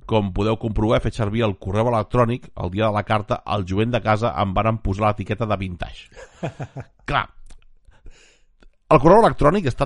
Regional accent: Barcelona, Catalonia, Spain; soc, soc de Barcelona capital

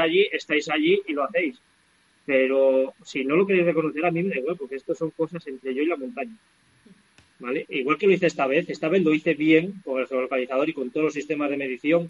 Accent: Valseco, Castile and León, Spain; also born or lived in La Cueta, Babia, León; mi pueblo de toda la vida se llama Balseto, que es un pueblecín que está a 45 minutos de aquí, que pertenece un Bierzo Alto

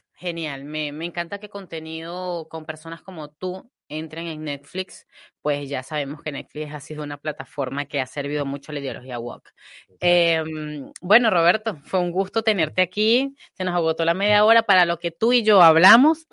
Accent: Venezuela; now in Spain; yo nací, crecí bajo la sombra del marxismo en mi país

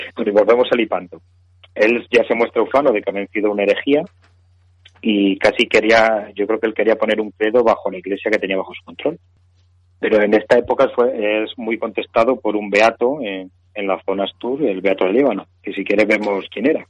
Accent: Spain; somos españoles

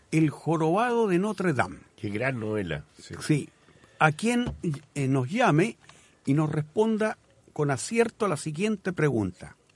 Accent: Los Lagos, Chile; also born or lived in Galicia, Spain; siento como dividido entre dos lugares, entre dos patrias en el, buen sentido. Y siempre digo, yo soy chilote gallego

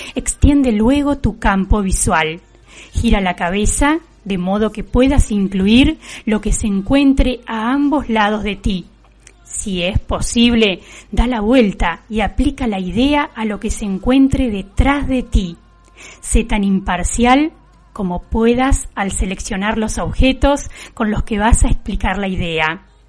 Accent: Juan N. Fernández, Buenos Aires Province, Argentina; en nuestra localidad

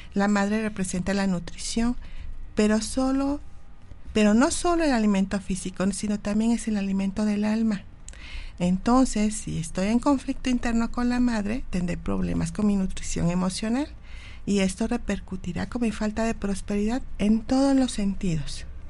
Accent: Mexico

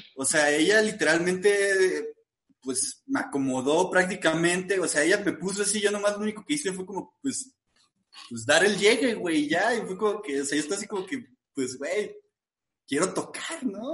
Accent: northern Mexico, Mexico; como buen norteño

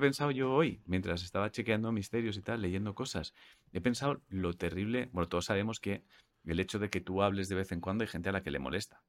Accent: Catalonia, Spain; soy catalán

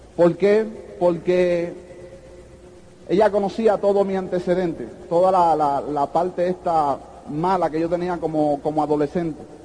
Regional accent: New York City, New York, United States; also born or lived in Puerto Rico; Yo nací en los Estados Unidos, en, eh, Brooklyn, en Brooklyn, New York, en un hospital que se llama King County Hospital.

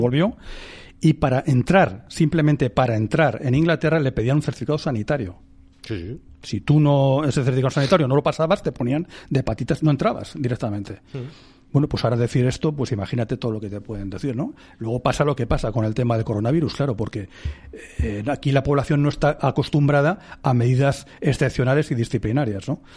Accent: Spain; cualquiera de nosotros como ciudadanos españoles

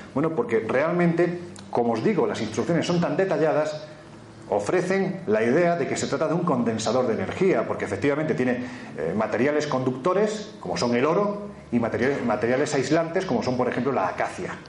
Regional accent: Jaén, Andalusia, Spain; en mi tierra, en Jaén

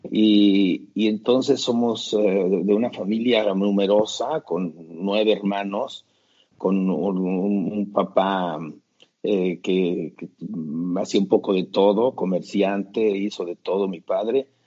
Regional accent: Mexico City, Mexico; now in Vienna, Austria; Yo soy de ahí, de la zona norte de la Ciudad de México, en donde yo considero que es el centro de México, que es en, donde está la basílica de, de Nuestra Señora de la Guadalupe

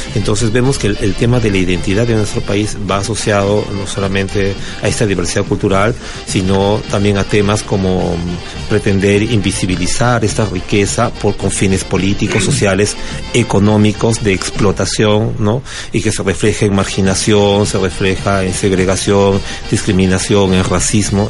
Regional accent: Lima, Peru; vengo de Lima, Perú

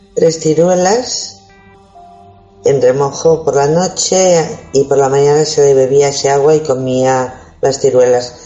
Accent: Spain; hoy somos todos españoles

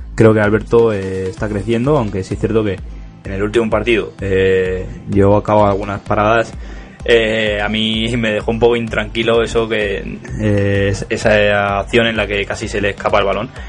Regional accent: Madrid, Community of Madrid, Spain; Yo no me considero madrileño, me considero vallecano.

